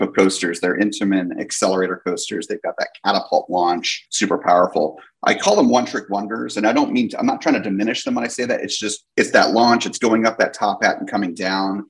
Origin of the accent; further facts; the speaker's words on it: New Jersey, United States; moved away; also born or lived in California; I grew up in New Jersey